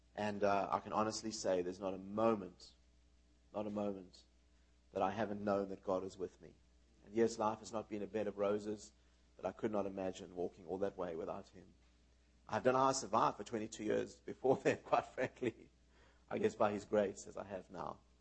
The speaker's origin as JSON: {"language": "English", "country": "South Africa", "tie": "born or raised there", "also_born_or_lived": "New York, United States / Israel", "moved": "yes", "said": "we were raised in South Africa"}